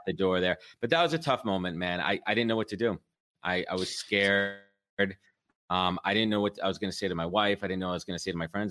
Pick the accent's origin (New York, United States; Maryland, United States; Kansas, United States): New York, United States; I'm a born and raised in New York